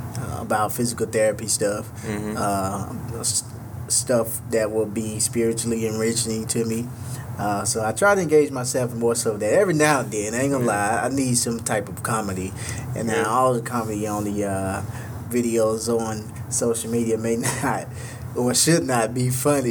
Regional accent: Mississippi, United States; moved away; a lot of family from my hometown and my home state in Mississippi

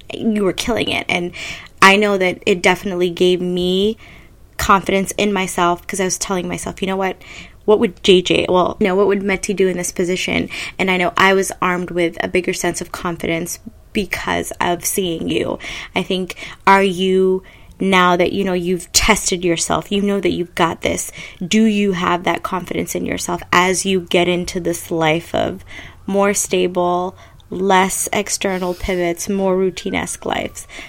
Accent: Ethiopia; I'm from Ethiopia

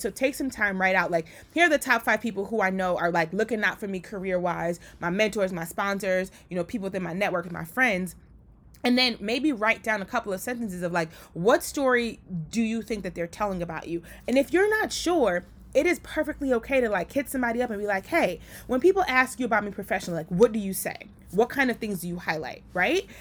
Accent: Liberia; now in United States; I was born in Liberia. And because of being an immigrant

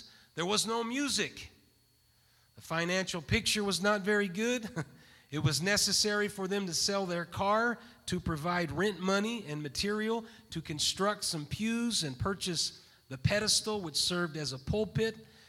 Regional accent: Roseburg, Oregon, United States; also born or lived in Santa Barbara, United States; now in Bakersfield, United States; He took a church in Roseburg, Oregon, and that's where most of my growing up was done, in Roseburg, Oregon.

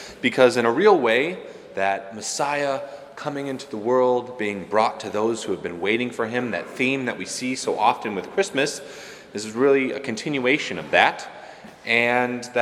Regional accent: Rockford, Illinois, United States; I'm from Rockford and oldest of four

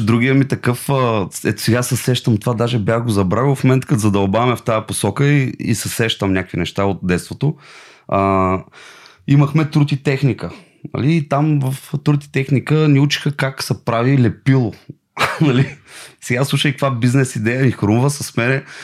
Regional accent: Silistra, Silistra Province, Bulgaria; аз съм от Силистра и в Силистра на река Дунав има постоянно а, рибари

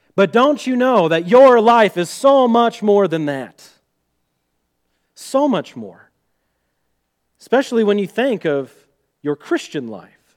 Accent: Missouri, United States; accent: Missouri; my Missouri accent

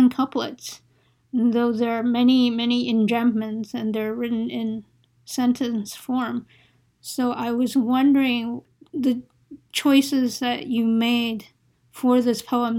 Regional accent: New York, United States; moved away; I'm also a New Yorker. I grew up in New York and ex-New Yorker as well.

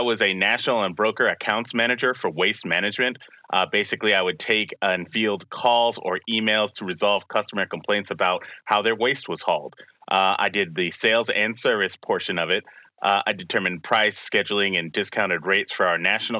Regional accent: Spring Hill, Tennessee, United States; I'm from Spring Hill, Tennessee.

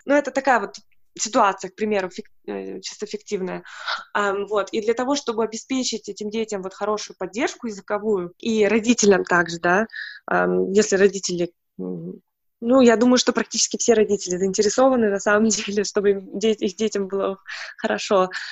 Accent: Siberia, Russia; now in Germany; я из Сибири, и поэтому у меня, ну, из небольшого города, и у нас было тоже только монолингвальное как-то образование, воспитание, и все только на русском языке

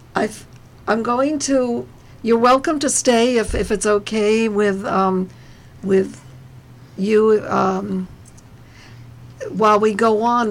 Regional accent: New Jersey, United States; we are all from New Jersey

